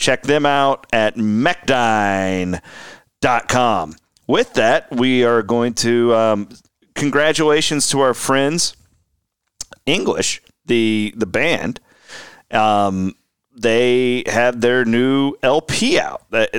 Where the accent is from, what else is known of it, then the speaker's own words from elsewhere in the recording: Iowa, United States; Growing up in Southwest Iowa, it was insufferable to be an Iowa or an Iowa State fan in that era